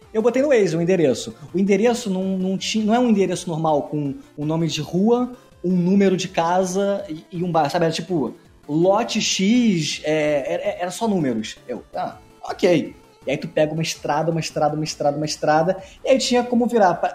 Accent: Nova Iguaçu, Rio de Janeiro, Brazil; eu sou de Nova Iguaçu

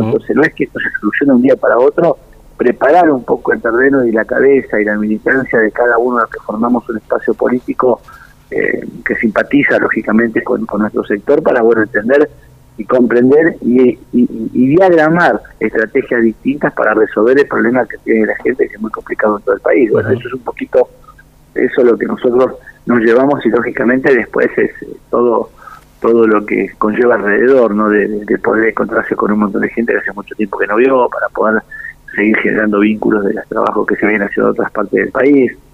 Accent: Santa Cruz, Argentina; así está mi provincia hoy

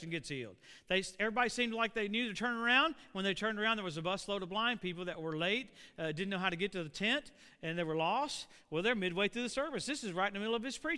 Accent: Louisiana, United States; I grew up in Louisiana, so we hauled hay

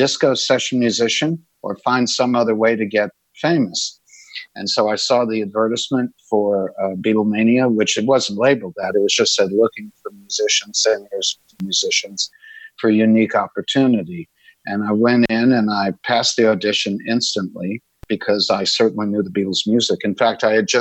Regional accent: New York City, New York, United States; I'm originally from New York City, and I grew up in basically an urban and suburban environment.

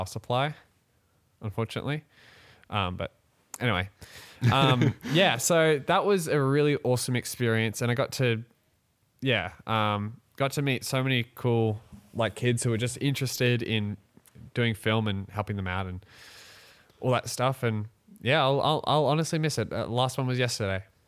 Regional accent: Australia; we actually are Australian.

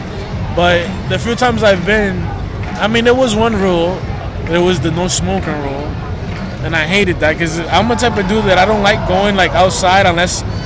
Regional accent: New York City, New York, United States; Everybody knew I was from New York.

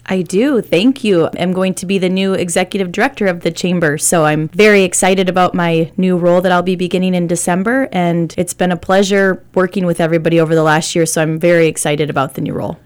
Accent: Iowa, United States; moved away; I was born and raised in Iowa

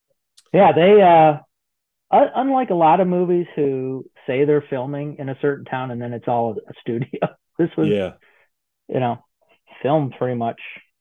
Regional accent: Lake Forest, Illinois, United States; we're from Lake Forest.

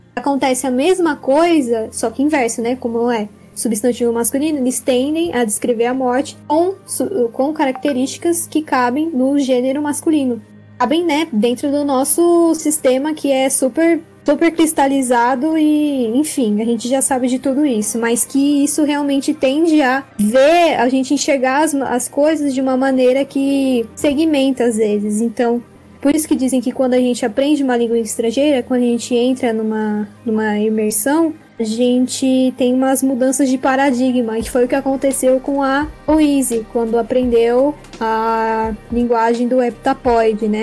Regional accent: Brazil; eu sou brasileira

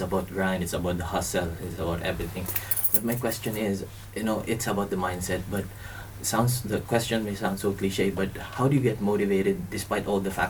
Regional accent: Philippines; now in Dubai, United Arab Emirates; I'm from the Philippines.

